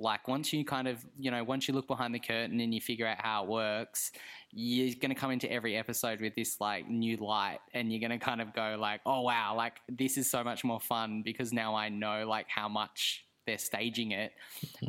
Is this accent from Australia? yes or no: yes; Australia; as an Australian